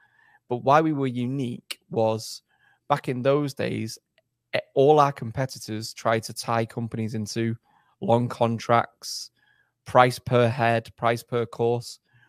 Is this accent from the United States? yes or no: no; England, United Kingdom; also born or lived in Germany; Actually, I was born in Germany. My dad's a soldier, so my dad was posted overseas. So I was born in Germany, and then I did my schooling in England, essentially.